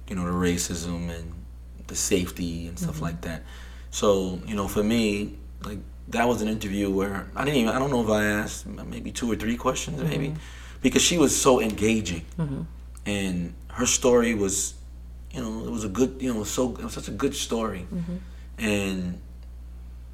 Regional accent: New York City, New York, United States; I grew up in Flushing, Queens. I spent 13 years there.

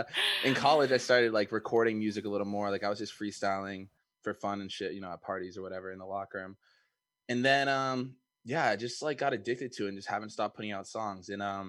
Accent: Cape Cod, Massachusetts, United States; moved away as an adult; now in Boston, United States; I went to high school with Olivia, and originally I'm from Cape Cod. Been living in Boston for like, I don't know, 5 years, something like that.

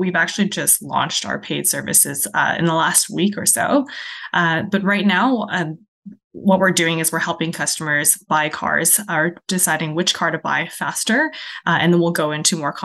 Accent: Ontario, Canada; moved away as an adult; also born or lived in China / Kelowna, British Columbia / Saskatchewan; now in British Columbia, Canada; I was born in China. I moved to Canada when I was five. So I grew up in Ontario

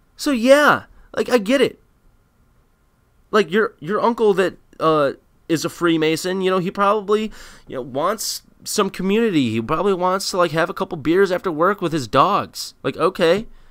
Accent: United States; I'm an American

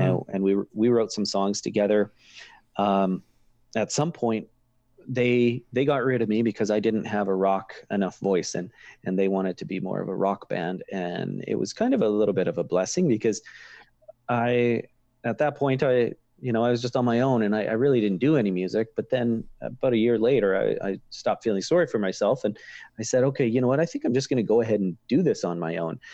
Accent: Kipling, Saskatchewan, Canada; where I grew up in Kipling

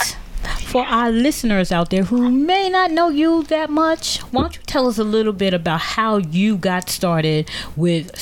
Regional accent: Teaneck, New Jersey, United States; I grew up in Teaneck, New Jersey

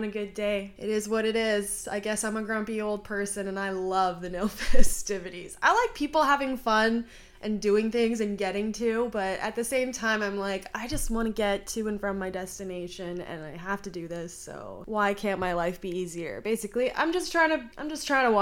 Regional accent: Canada; I'm from Canada

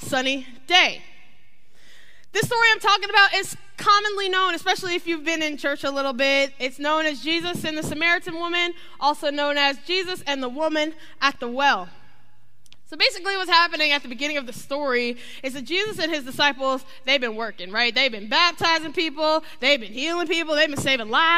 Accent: Ohio, United States; now in Florida, United States; I'm from Ohio

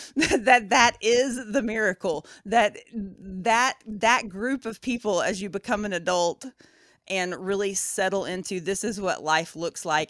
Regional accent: Appalachia, Southeast Tennessee, United States; moved away; also born or lived in Louisville; we grew up in Appalachia, my mom's side of the family, so, like, Southeast Tennessee, up in the mountains

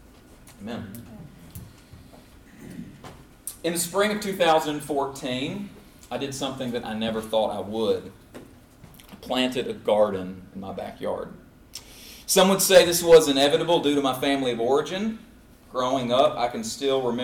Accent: Clarksville, Tennessee, United States; also born or lived in Brisbane, Australia / Abilene, Texas / Lebanon, Tennessee; Tennessee's home for me. I grew up there in Clarksville, Tennessee

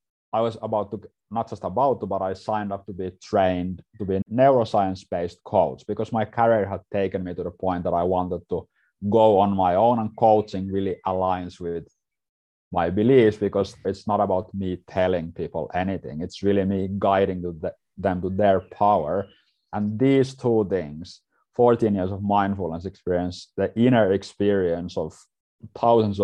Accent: Finland; I'm from Finland, from Scandinavia

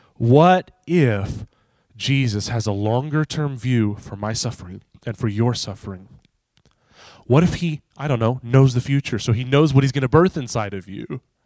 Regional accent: United States; I'm an American.

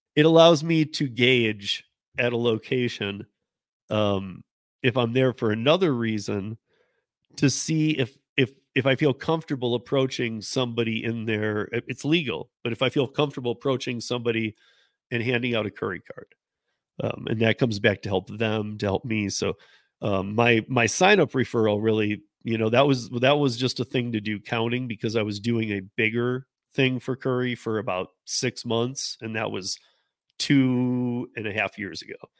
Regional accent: Michigan, United States; moved away; we're both from Michigan

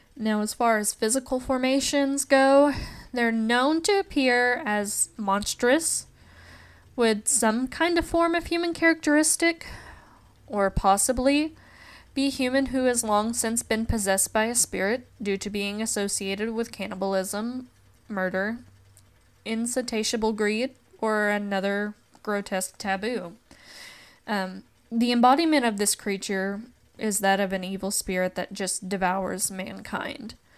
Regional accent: Appalachia, Tennessee, United States; growing up in the South and growing up in the Appalachian region

